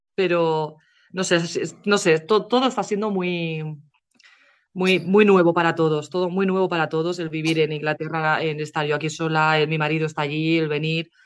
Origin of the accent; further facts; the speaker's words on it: Spain; moved away as an adult; also born or lived in England; now in United Kingdom; cuando yo me fui de España